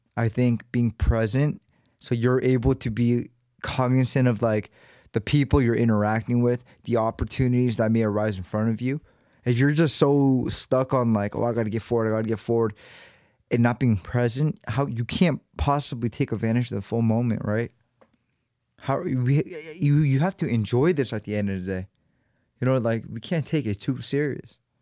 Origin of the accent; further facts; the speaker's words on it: United States; born and raised in America